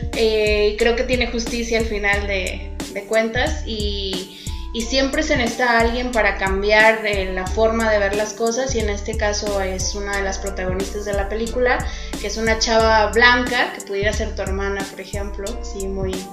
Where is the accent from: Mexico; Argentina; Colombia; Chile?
Mexico; soy mexicana